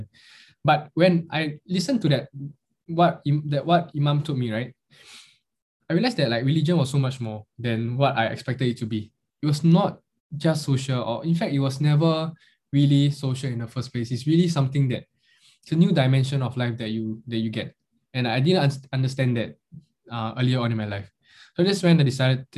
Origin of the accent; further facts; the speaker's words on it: Singapore; any other Chinese kid growing up in Singapore